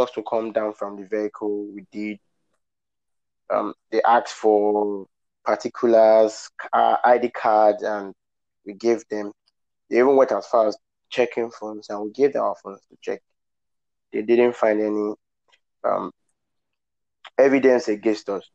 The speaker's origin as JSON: {"language": "English", "town": "Benin City", "region": "Edo", "country": "Nigeria", "tie": "born or raised there", "said": "I was born in Benin City and I grew up in Benin City"}